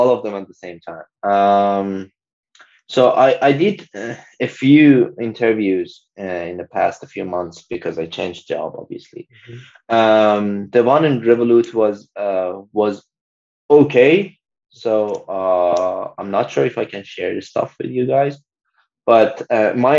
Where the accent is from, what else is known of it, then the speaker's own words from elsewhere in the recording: Iran; moved away; a lot of people from my home country, like we are from the same country